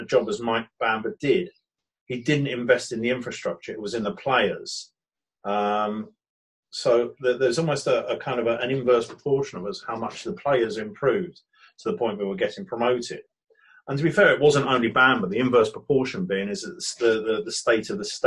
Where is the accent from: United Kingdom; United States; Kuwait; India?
United Kingdom; Brighton, South East England; I was born in Brighton, Buckingham Road Hospital, just up from Brighton Station